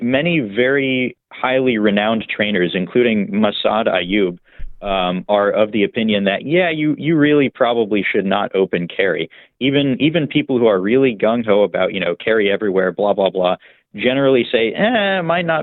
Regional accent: Virginia, United States; moved away; my home state of Virginia

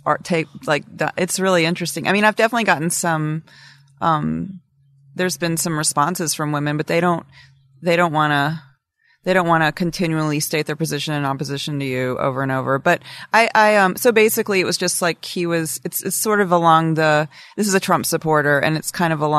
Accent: Alabama, United States; moved away; I'm from Alabama

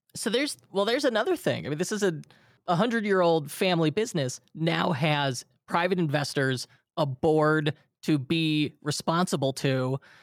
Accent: Illinois, United States; my home state of Illinois

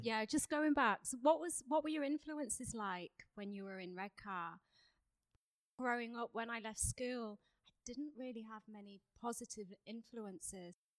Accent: Saltburn-by-the-Sea, North East England, United Kingdom; I grew up in Saltburn, in the northeast of England

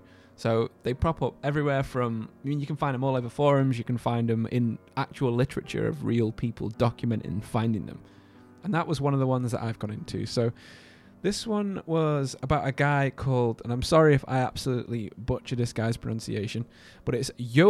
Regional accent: Alabama, United States; I'm from Alabama.

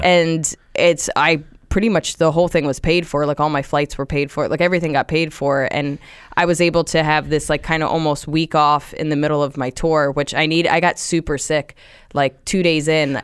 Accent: Central New Jersey, United States; now in New York, United States; I grew up in Jersey, um, just about an hour away on the train, so Central Jersey.

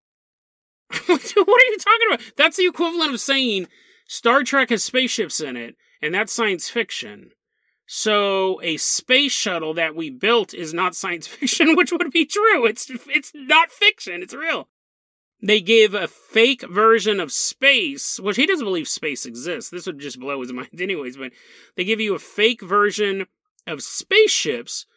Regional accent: United States; I'm American

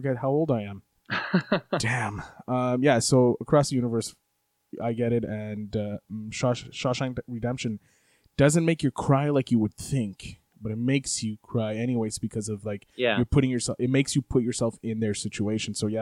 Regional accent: Montreal, Quebec, Canada; William Shatner is Canadian from my hometown, Montreal

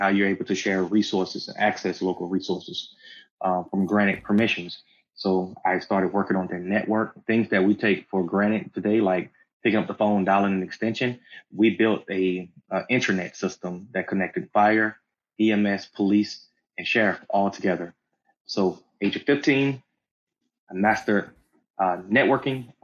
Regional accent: the South, United States; growing up in the South

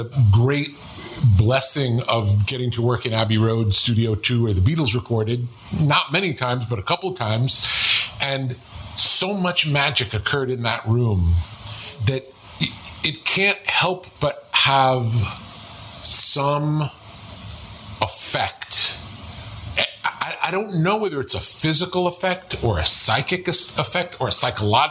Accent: New York, United States; moved away; when I grew up in New York

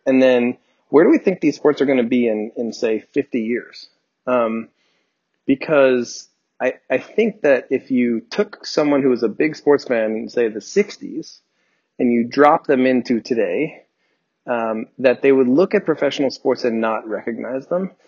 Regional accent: New Jersey, United States; I grew up in New Jersey

